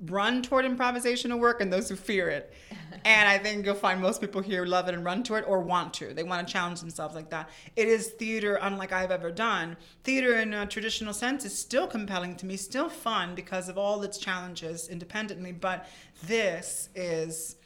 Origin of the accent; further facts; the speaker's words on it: Miami, Florida, United States; I was born and raised here in Miami.